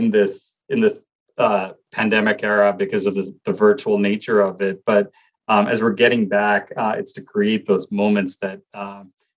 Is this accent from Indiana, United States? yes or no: no; Glen Rock, New Jersey, United States; I grew up in Glen Rock, New Jersey, which is right outside New York City.